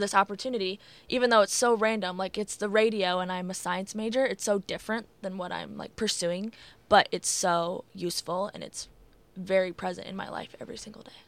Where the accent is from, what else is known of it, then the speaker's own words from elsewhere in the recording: Iowa City, Iowa, United States; moved away as an adult; now in Davenport, United States; stay back in my hometown in Iowa City